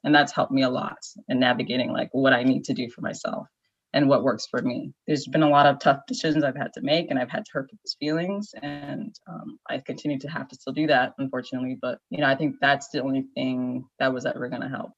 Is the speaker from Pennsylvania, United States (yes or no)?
no; Naperville, Illinois, United States; moved away as an adult; also born or lived in Maryland / Chicago / California; now in Washington, DC, United States; I was born in Maryland, grew up in Naperville